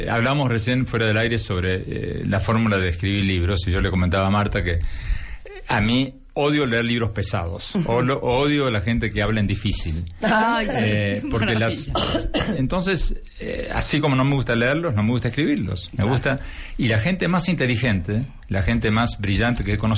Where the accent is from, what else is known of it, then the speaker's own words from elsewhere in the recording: Argentina; yo soy argentino